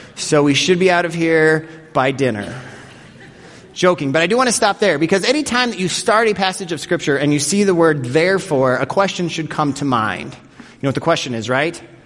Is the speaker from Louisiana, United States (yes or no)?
no; Denver, Colorado, United States; growing up in Denver, Colorado, every year my family would go to Elitch Gardens